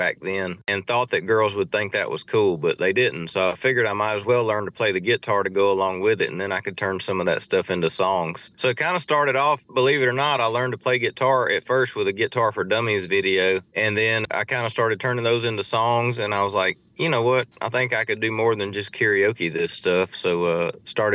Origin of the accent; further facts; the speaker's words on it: Saline, Louisiana, United States; I grew up in a small town in Saline, Louisiana